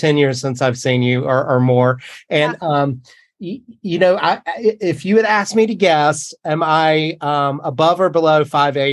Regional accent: Eastern North Carolina, United States; moved away; My brother and sister are still in North Carolina, my hometown, North Carolina

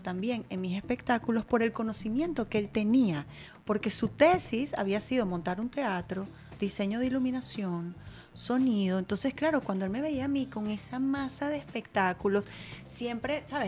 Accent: Venezuela; moved away as an adult; now in United States

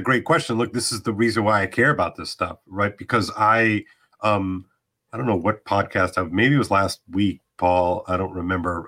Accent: United States; I'm American after all

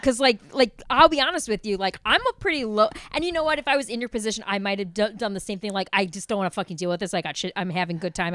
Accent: Chicago, Illinois, United States; being a Chicagoan

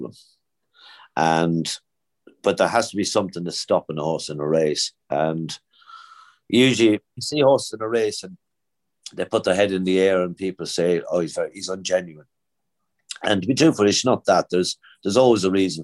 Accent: Naas, County Kildare, Ireland; moved away; Nace is my hometown

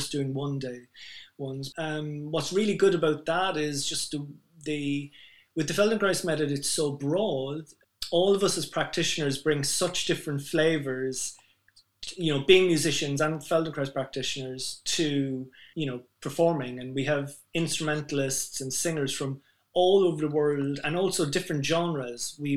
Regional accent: Ireland; I'm Irish

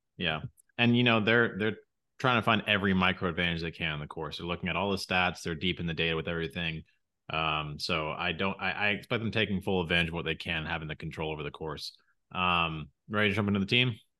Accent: United States; we're both American

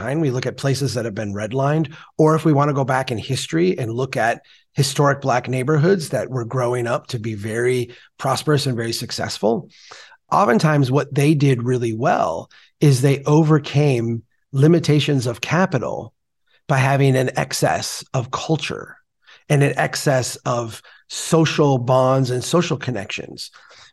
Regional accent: Minnesota, United States; as a Minnesotan

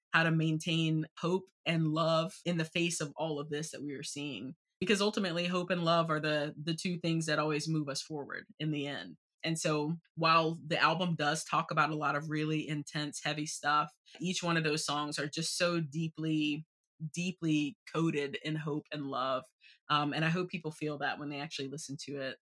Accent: Southeastern North Carolina, United States; now in Washington, D.C., United States; I grew up in Southeastern North Carolina

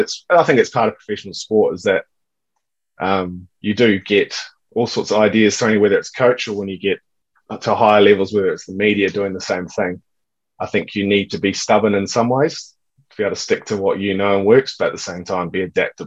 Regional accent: Perth, Western Australia, Australia; growing up in Perth, at high school anyway, you get the bounce where you can stay on top of it and sit back and do what you're doing.

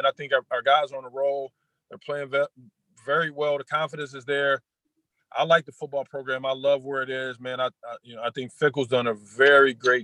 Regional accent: Buffalo, New York, United States; I'm from Buffalo.

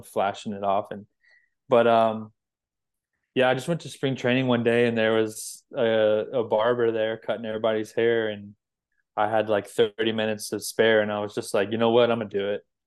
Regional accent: Florida, United States; I was from Florida

